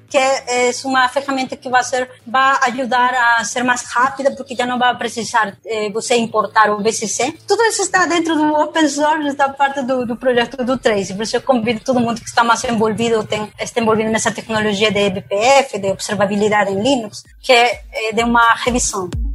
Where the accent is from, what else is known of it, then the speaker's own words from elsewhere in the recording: Peru; Portuguese is a second language; now in Brazil; eu sou do Peru, mano. Todo mundo percebe meu sotaque.